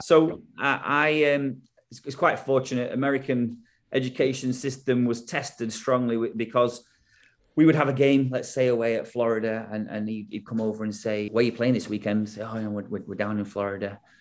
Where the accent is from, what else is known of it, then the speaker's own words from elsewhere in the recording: England, United Kingdom; moved away as an adult; also born or lived in United States; obviously we're English